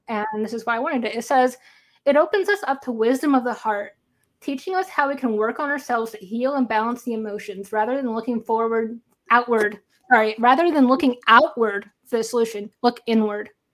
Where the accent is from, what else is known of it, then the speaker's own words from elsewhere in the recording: St. Louis, Missouri, United States; I'm from Saint Louis